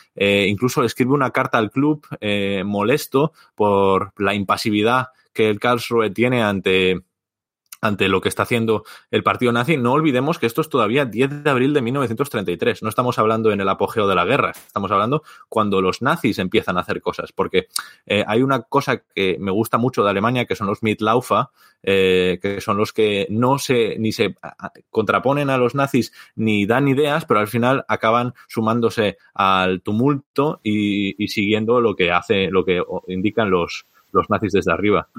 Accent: Vigo, Galicia, Spain; yo soy de Vigo

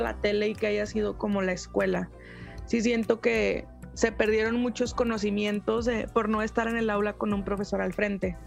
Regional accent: Mexico; aquí en México

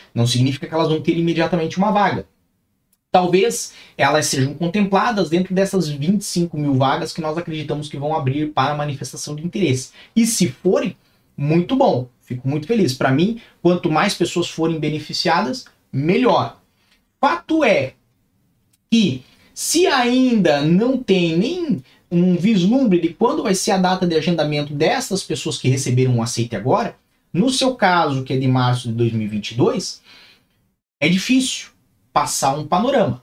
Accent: Brazil; now in Portugal; eu também sou brasileiro

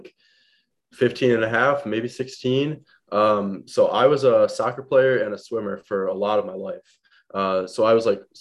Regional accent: Madison, Wisconsin, United States; I was born in Madison, Wisconsin

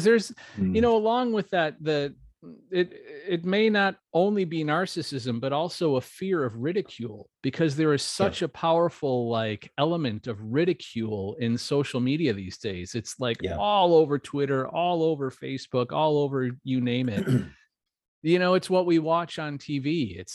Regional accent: Wisconsin, United States; moved away as an adult; I'm from Wisconsin. We have a small town called New Berlin

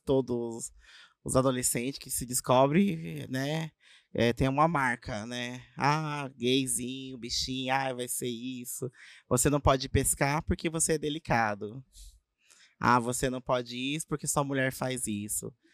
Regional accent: Avaré, São Paulo, Brazil; Sou de Avaré, nasci aqui mesmo

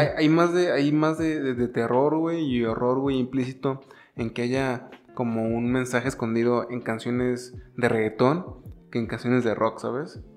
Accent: San Luis Potosí, Mexico; Somos de San Luis Potosí

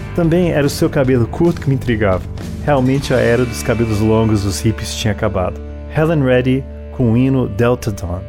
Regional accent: Brasília, Federal District, Brazil; also born or lived in Washington, D.C., United States; Sendo americano de nascença, filho de português naturalizado americano, com uma mãe paraense, atenção, não paranaense, paraense, vivi em Washington DC até os 9 anos de idade, quando mudei direto para o Brasil

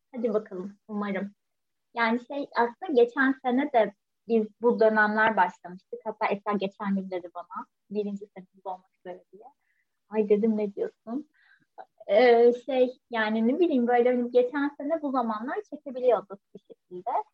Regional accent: Turkey; hepimiz Türkiye'de büyüdük

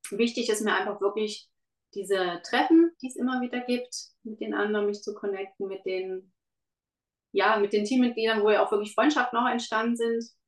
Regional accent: Germany; moved away as an adult; now in Switzerland; ich bin in Deutschland groß geworden

